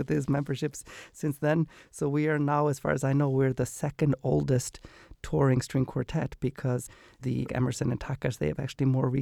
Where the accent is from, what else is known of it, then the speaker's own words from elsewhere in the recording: Iceland; moved away as an adult; now in United States; So I grew up in Iceland and then I moved to America for college